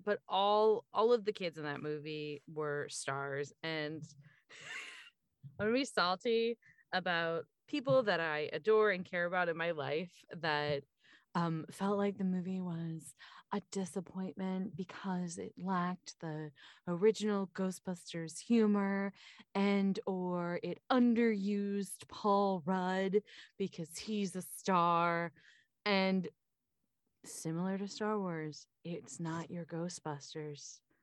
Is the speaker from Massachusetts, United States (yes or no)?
no; Pennsylvania, United States; I'm from Pennsylvania